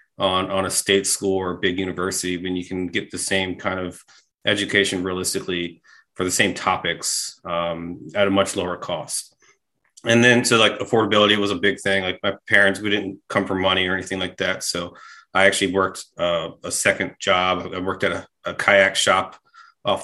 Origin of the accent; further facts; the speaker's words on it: Maryland, United States; I'm a Maryland guy.